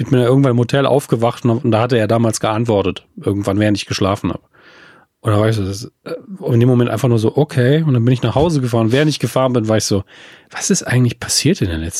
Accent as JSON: {"language": "German", "region": "Saarland", "country": "Germany", "said": "ich komme auch aus dem Saarland."}